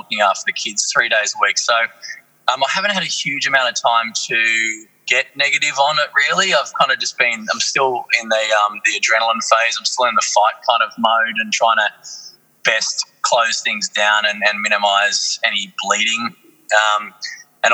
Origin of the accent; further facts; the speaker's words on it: Australia; we're Australians. We're just going to keep being Australian